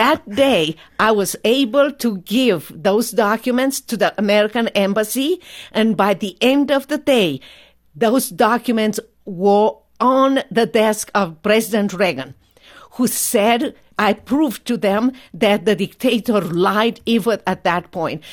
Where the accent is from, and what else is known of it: Romania; English is a second language; moved away as an adult; now in United States